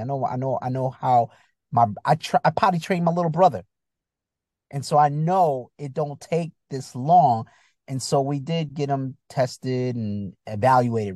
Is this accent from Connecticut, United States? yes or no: yes; Bridgeport, Connecticut, United States; also born or lived in Chicago, Illinois / Virginia; I grew up in Connecticut